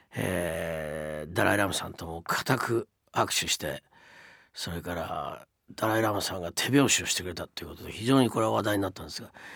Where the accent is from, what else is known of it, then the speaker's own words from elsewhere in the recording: Japan; moved away as an adult; also born or lived in United States; 日本に住んで生まれ育ってきて